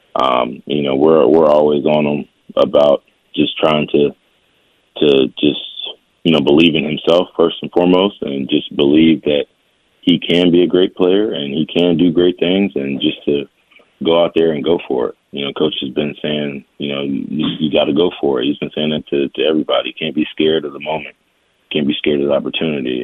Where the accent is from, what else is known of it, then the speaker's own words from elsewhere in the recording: Richmond, Virginia, United States; growing up in Richmond